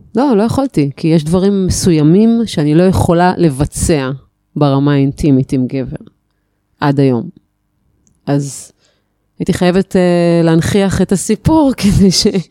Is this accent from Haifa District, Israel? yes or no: yes; Haifa, Haifa District, Israel; born or raised there; now in Atlit, Israel